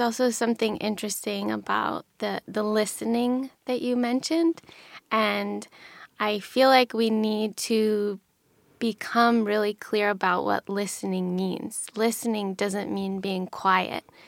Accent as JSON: {"language": "English", "region": "Pennsylvania", "country": "United States", "tie": "born or raised there", "said": "I grew up in Pennsylvania in a really small town. in the Rust Belt"}